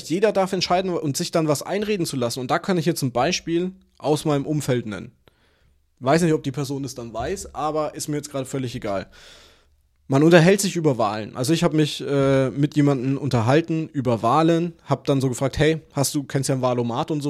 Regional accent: Würzburg, Bavaria, Germany; ich komme aus Würzburg. Wir sind eine Studentenstadt, ne?

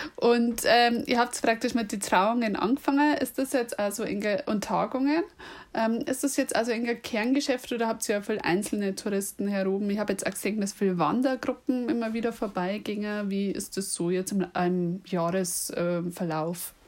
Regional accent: Munich, Bavaria, Germany; accent: Lower Bavarian; Ich bin übrigens eher aus München und ich rede tatsächlich Dialekt.

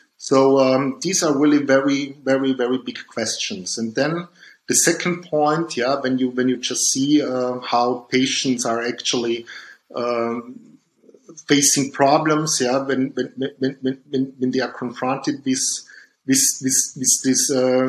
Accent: Dornbirn, Vorarlberg, Austria; born there; Yeah, I was born in Dombien, that's near the Lake of Constance in Vorarlberg in Austria.

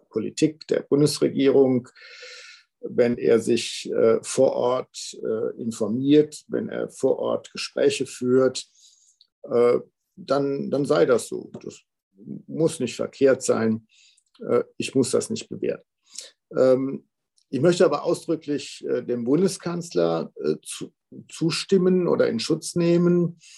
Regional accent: Arnsberg, North Rhine-Westphalia, Germany; er wohnt hier in Arnsberg, also meiner Heimatstadt.

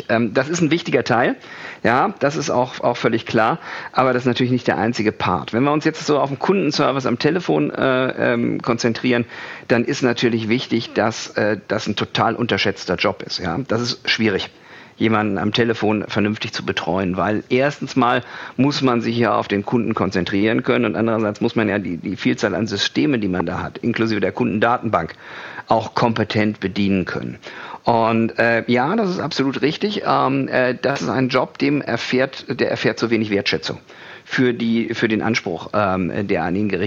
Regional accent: Kiel, Schleswig-Holstein, Germany; moved away as an adult; Also ich komme aus Kiel. Äh, musste da aber weg, weil die Leute sind da äh, eher einsilbig.

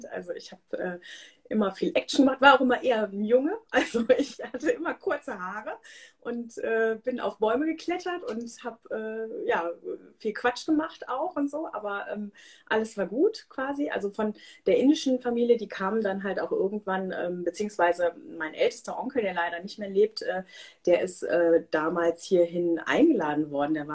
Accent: Germany; born there; Ich äh, bin halbe Inderin, ähm, aber hier in Deutschland geboren, ähm, wohne in der Nähe von Köln

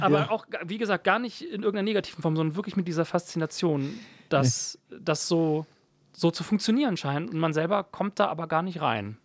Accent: Ruppichteroth, North Rhine-Westphalia, Germany; also born or lived in Berlin; bei uns zu Hause in Schönenberg

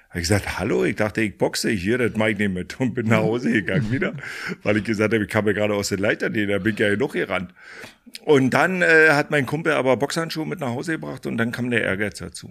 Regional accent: Fürstenwalde, Brandenburg, Germany; ich komme ja aus der ehemaligen DDR, äh, bin groß geworden in Fürstenwalde, das ist hier auch gleich um der Ecke

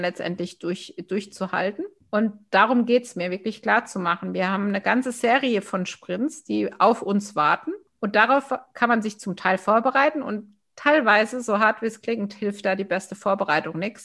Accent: Baden-Württemberg, Germany; also born or lived in Villingen-Schwenningen; als Badenerin

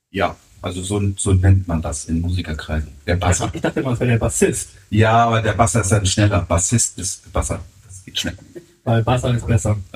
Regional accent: Harburg, Hamburg, Germany; Ähm, aber nein, ich bin wirklich äh, gebürtiger Harburger und bin da auch nie weggezogen.

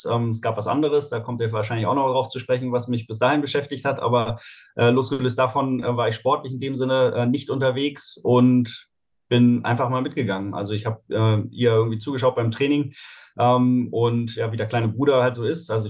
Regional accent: Heidelberg, Baden-Württemberg, Germany; Ähm, also groß geworden bin ich in Heidelberg.

